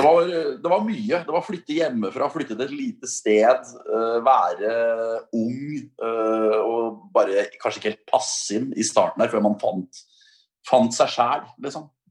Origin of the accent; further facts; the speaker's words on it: Moss, Østfold, Norway; moved away as an adult; also born or lived in Volda; jeg kom fra Moss.